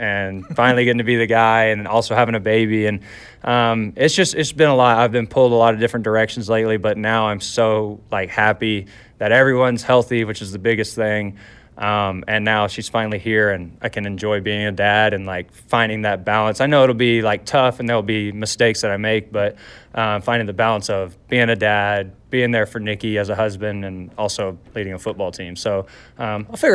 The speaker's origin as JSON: {"language": "English", "region": "Texas", "country": "United States", "moved": "yes", "lives_now": "Hamilton, Canada", "said": "I'm from Texas"}